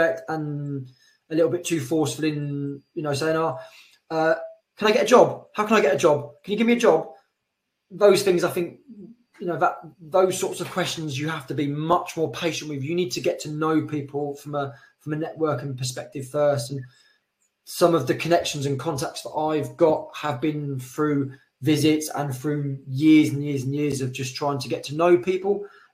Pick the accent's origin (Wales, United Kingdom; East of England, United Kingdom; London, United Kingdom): East of England, United Kingdom; Colchester; moved away as an adult; now in Madrid, Spain; I'm from Colchester originally